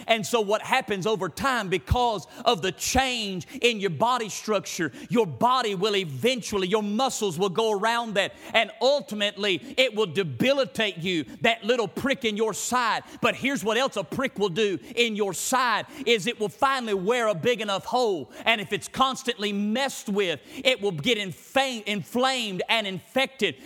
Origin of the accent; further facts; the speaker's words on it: United States; I'm an American